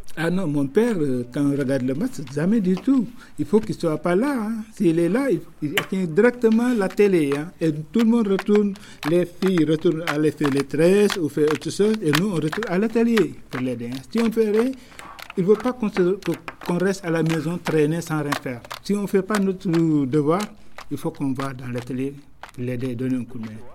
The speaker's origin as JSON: {"language": "French", "region": "Dakar", "country": "Senegal", "tie": "born or raised there", "said": "quand j'ai grandi à Dakar"}